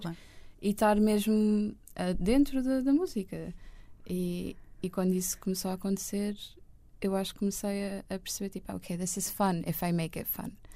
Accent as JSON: {"language": "Portuguese", "region": "Lisbon area", "country": "Portugal", "tie": "born or raised there", "also_born_or_lived": "Benfica, Lisbon / Estoril", "said": "Eu nasci em Benfica, acho uhum. eu mas depois vivi no Estoril com o meu pai e com a minha mãe e com a minha irmã Marta uhum. durante dois anos"}